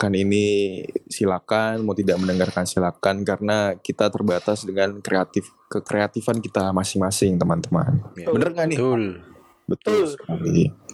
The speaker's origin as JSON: {"language": "Indonesian", "town": "Blitar", "region": "East Java", "country": "Indonesia", "tie": "born or raised there", "said": "lagi jalan-jalan kalau nggak salah ngelewatin kampung gue di Blitar"}